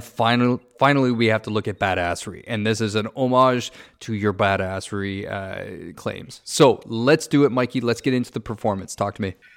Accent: Ontario, Canada; moved away; I'm from Ontario

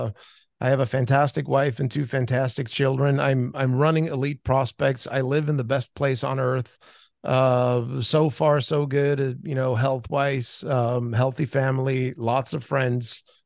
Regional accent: Sweden; English is a second language; I'm still, you know, very proud to say I'm from Rita Holm. I played there growing up

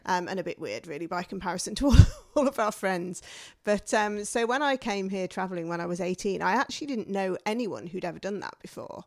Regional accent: the north of England, United Kingdom; moved away as an adult; came from a mining village in the north of England

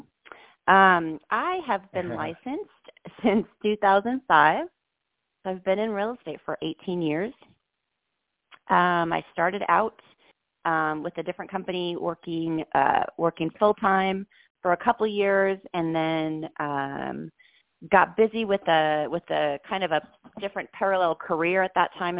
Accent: Seattle, Washington, United States; moved away; I grew up in Seattle, Washington, and I was a dancer

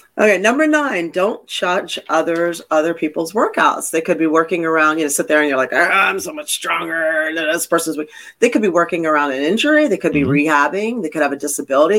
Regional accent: Philadelphia, Pennsylvania, United States; also born or lived in Connecticut / Massachusetts; now in Florida, United States; I'm from the Northeast

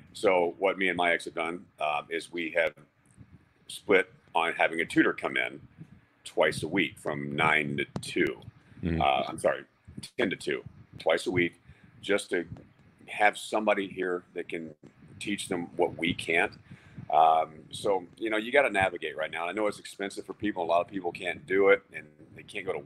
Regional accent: Texas, United States; I grew up in Texas

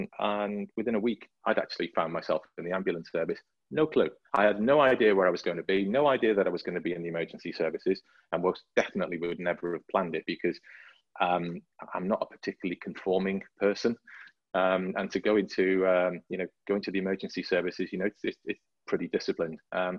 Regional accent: Llangollen, Wales, United Kingdom; I grew up in deepest, darkest North Wales, in above a town called Llangollen. And the reason I say Llangollen is that I grew up halfway between Wrexham and Llangollen.

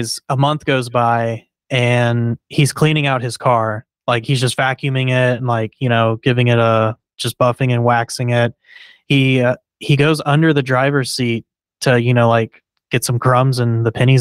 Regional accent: Texas, United States; I'm from Texas. Like, you know, it's in my blood.

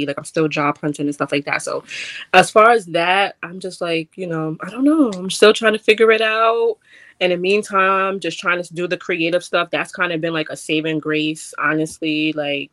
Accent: New York City, New York, United States; I'm a girl from the Bronx, I grew up this way

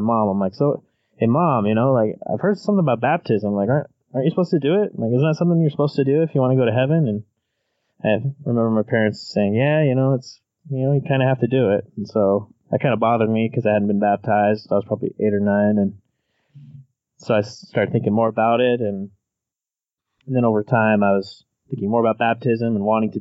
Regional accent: Ogden, Utah, United States; So I grew up in northern Utah, in the Pleasant View, North Ogden, Ogden area. So I was born in Ogden

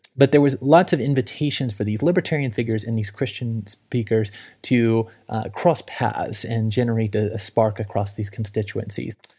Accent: Little Rock, Arkansas, United States; my hometown of Little Rock, Arkansas

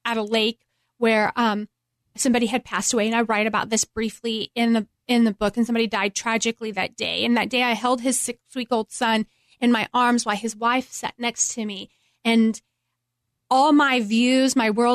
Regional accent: Midland, Texas, United States; moved away as an adult; also born or lived in Cleveland, Tennessee; I grew up in Midland, Texas

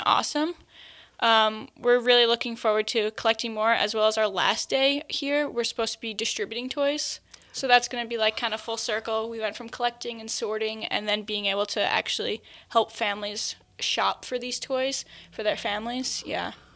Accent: Long Island, New York, United States; accent: Long Island; moved away; I'm from Long Island

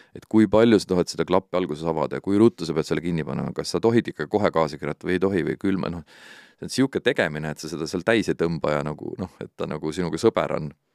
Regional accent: Estonia; Eesti on minu kodumaa ikkagi

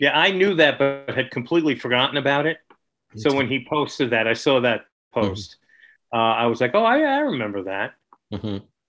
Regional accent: New York, United States; being a New Yorker

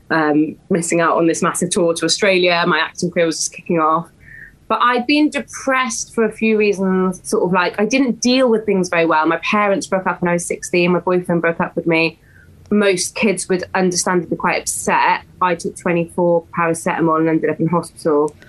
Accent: West Wales, United Kingdom; moved away; this baby was not going to stay in West Wales

